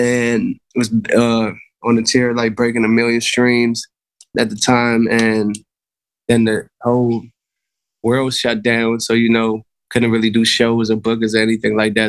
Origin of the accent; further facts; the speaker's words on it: Maryland, United States; now in Los Angeles, United States; I'm from Maryland